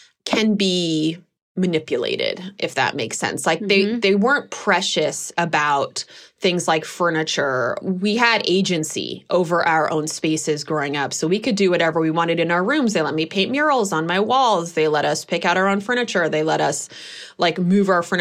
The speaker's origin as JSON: {"language": "English", "town": "Berkeley", "region": "California", "country": "United States", "tie": "born or raised there", "said": "I grew up in Berkeley, California"}